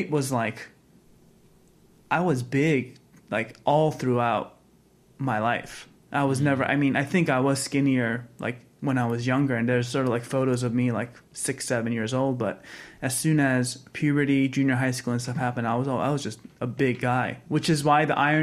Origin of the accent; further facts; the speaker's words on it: United States; Being an American boy